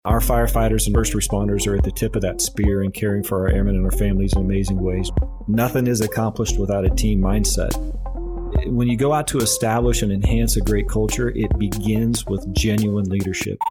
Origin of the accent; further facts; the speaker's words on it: Overton, Nebraska, United States; moved away as an adult; I grew up in a small farming and ranching community in south central Nebraska, and I believe The population of my hometown of Overton is sitting around four hundred and fifty people.